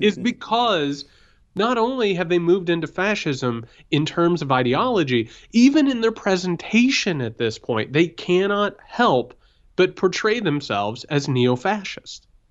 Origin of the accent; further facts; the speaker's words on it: Southern Indiana, United States; I'm from Southern Indiana.